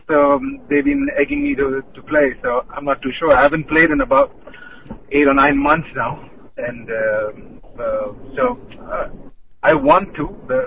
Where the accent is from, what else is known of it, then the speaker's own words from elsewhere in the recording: Bahrain; when we were growing up over here, it was quite a heavy scene of hockey